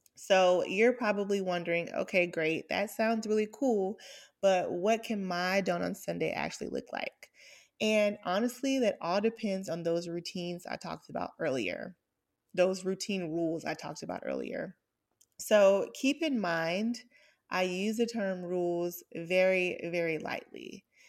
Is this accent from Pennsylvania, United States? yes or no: no; Atlanta, Georgia, United States; I grew up in Atlanta to, um, a single mom